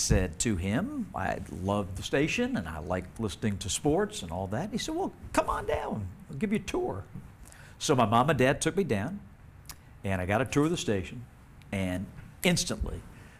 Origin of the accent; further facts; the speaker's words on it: Salisbury, North Carolina, United States; I grew up in Salisbury, North Carolina.